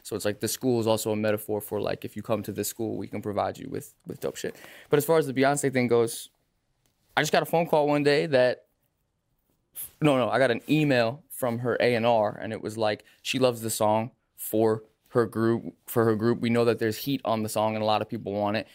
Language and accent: English; Lake Grove, New York, United States; I'm from Long Island, from Lake Grove